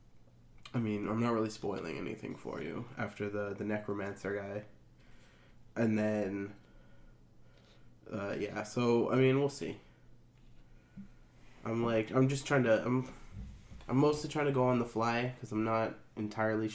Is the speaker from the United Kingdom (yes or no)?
no; Canada; we're in Canada.